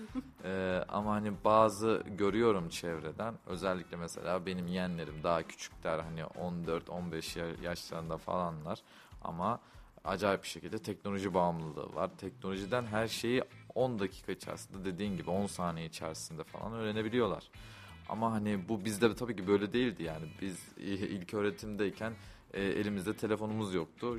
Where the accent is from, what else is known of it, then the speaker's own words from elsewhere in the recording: Kayseri Province, Turkey; ben Kayseriliyim